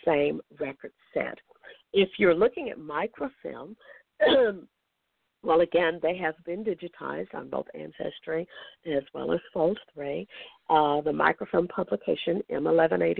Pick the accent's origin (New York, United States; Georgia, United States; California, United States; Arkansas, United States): Arkansas, United States; Fort Smith; Fort Smith, Arkansas, my hometown